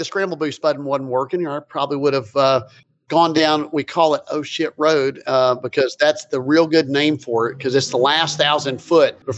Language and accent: English; Lexington, Kentucky, United States; moved away; Where I'm from Lexington, Kentucky